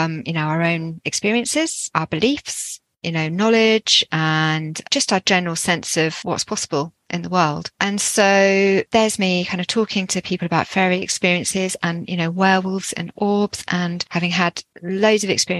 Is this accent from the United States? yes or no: no; Jersey; And I'm actually from Jersey, which you probably can't tell from my accent.